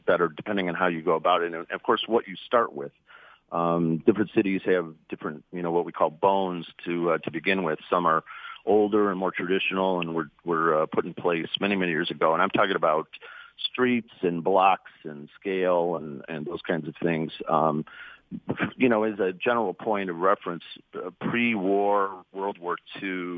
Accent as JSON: {"language": "English", "town": "Detroit", "region": "Michigan", "country": "United States", "tie": "born or raised there", "said": "I grew up in the Cody Rouge district. I grew up in the city. I lived in the city. I went to Detroit Public Schools when I was a kid."}